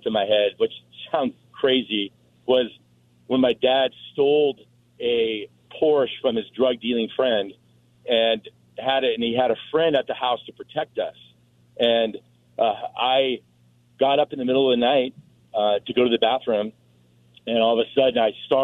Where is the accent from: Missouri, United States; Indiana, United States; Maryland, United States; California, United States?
California, United States; Fountain Valley; also born or lived in Cleveland, Ohio; we moved out here from Cleveland, Ohio, to California in 1974. And so I grew up in Fountain Valley, right next to Huntington Beach